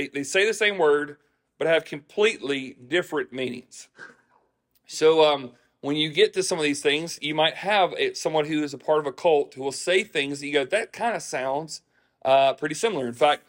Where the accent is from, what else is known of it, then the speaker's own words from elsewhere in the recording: the South, United States; And I grew up in church. I grew up in the South.